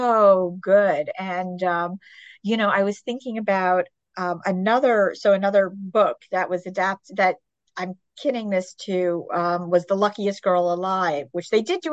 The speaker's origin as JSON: {"language": "English", "town": "Long Island", "region": "New York", "country": "United States", "said": "And I'm from Long Island."}